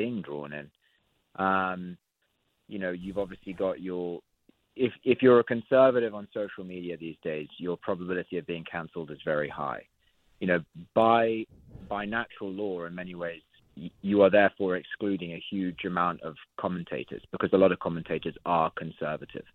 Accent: United Kingdom; I obviously say this as a Brit

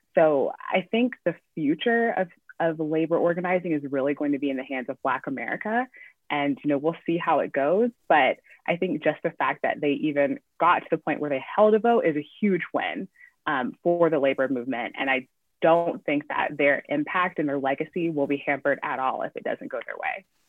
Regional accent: Chattanooga, Tennessee, United States; moved away as an adult; also born or lived in New York; I grew up in Tennessee and I you know got into journalism in college

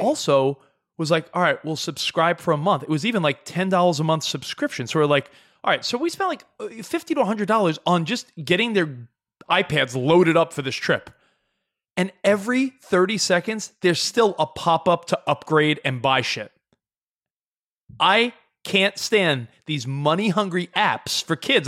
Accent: New York, United States; moved away as an adult; now in Los Angeles, United States; I lived in New York thirty-five years of my life. I've been out in Los Angeles seven years. I know I'm forty-two.

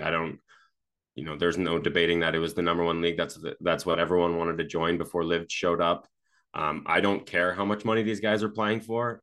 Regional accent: Canada; I'm, I'm from Canada

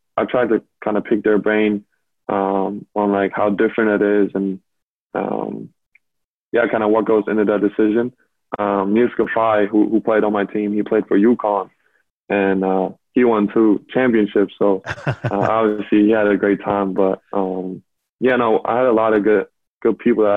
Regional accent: Berlin, Germany; moved away; I grew up in Berlin, like you said. So it was a dream come true to play for my hometown team that I grew up watching

